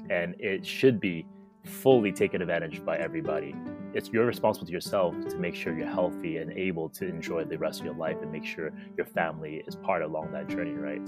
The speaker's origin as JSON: {"language": "English", "region": "New York", "country": "United States", "tie": "born or raised there", "moved": "as an adult", "lives_now": "Indonesia", "said": "growing up in New York for me"}